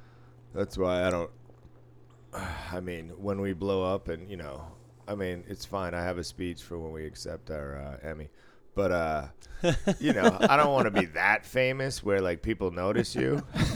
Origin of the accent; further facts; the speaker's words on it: Boston, Massachusetts, United States; I grew up in Boston.